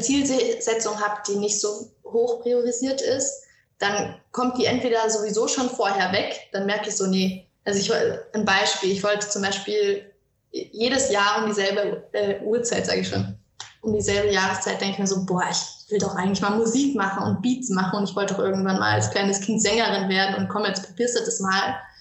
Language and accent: German; Franconia, Bavaria, Germany; ich komme aus Franken und ähm, bin hier zur Schule gegangen, bin hier aufgewachsen